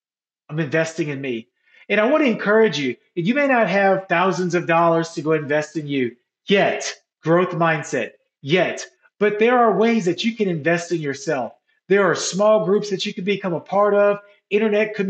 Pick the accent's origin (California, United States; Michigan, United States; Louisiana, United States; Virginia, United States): Louisiana, United States; New Orleans; moved away; my hometown of New Orleans